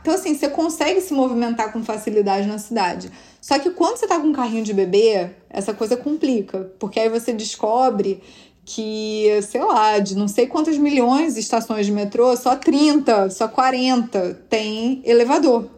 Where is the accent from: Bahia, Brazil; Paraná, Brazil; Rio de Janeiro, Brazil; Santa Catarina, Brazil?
Rio de Janeiro, Brazil; accent: carioca; moved away as an adult; also born or lived in São Paulo, Brazil; now in New York, United States; meu sotaque é carioca, mas assim, eu morei seis anos em São Paulo antes de vir para Nova York